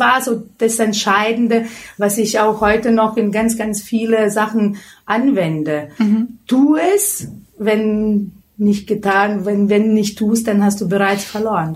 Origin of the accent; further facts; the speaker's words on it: Lithuania; German is a second language; moved away as an adult; now in Germany; Ich komme aus Litauen, bin mit 18 Jahren nach Deutschland gekommen